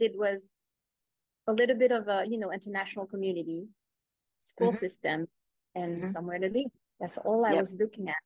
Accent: France; moved away as an adult; also born or lived in New York, United States / Los Angeles, United States; now in Bali, Indonesia; I'm from France. I spent 20 years in France. And then when I was 20 years old, I moved to New York.

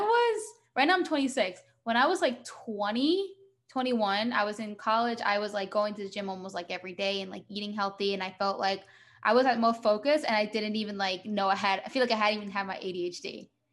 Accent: New Jersey, United States; I'm from the US

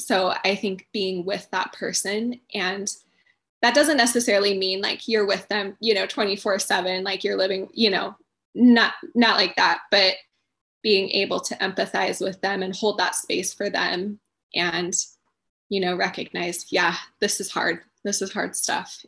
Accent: Chelan, Washington, United States; I grew up in Chelan too

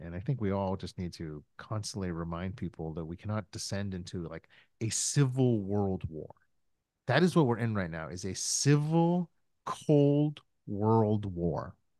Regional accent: United States; I'm still an American

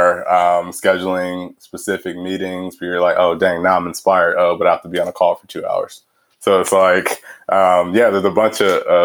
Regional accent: Houston, Texas, United States; moved away as an adult; also born or lived in Los Angeles / London / Cambridge; now in Chicago, United States; where I grew up in Houston was like north, just north of the city

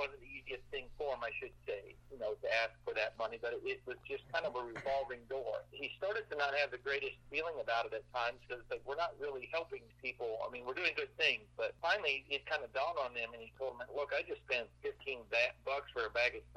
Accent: Iowa, United States; moved away; I grew up in Iowa

